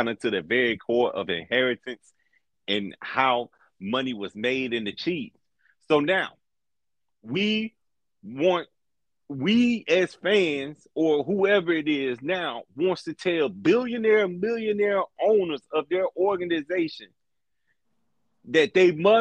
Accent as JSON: {"language": "English", "area": "Mississippi, Louisiana, Alabama", "region": "Deep South", "country": "United States", "tie": "born or raised there", "said": "We grew up in Mississippi, Louisiana, we Alabama."}